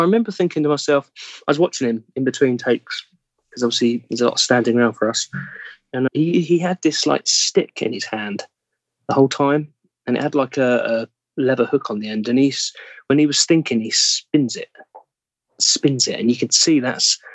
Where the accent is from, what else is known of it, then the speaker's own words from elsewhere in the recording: England, United Kingdom; accent: English; I would accidentally drop back to English